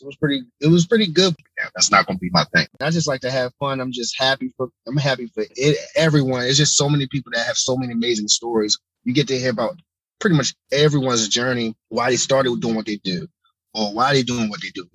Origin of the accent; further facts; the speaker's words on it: Baltimore, Maryland, United States; my hometown, Baltimore